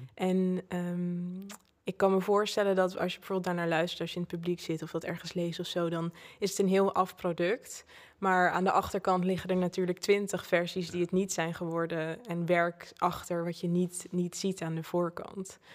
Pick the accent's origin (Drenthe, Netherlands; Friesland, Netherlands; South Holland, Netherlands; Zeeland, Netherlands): South Holland, Netherlands; Zoetermeer; ik ben opgegroeid in Zoetermeer. Oké. daar ben ik geboren